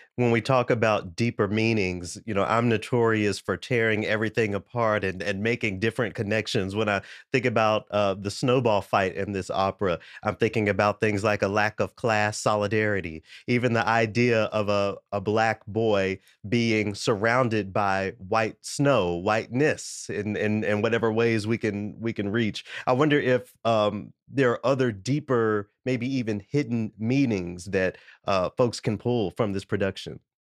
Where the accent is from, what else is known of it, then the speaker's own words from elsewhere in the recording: Tennessee, United States; I'm from Tennessee